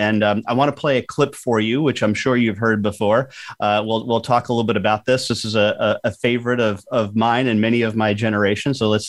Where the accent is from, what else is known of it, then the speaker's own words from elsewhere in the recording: Texas, United States; Texas, my home state